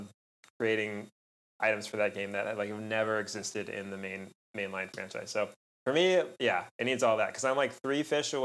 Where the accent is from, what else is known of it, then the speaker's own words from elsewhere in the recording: California, United States; moved away; I grew up in California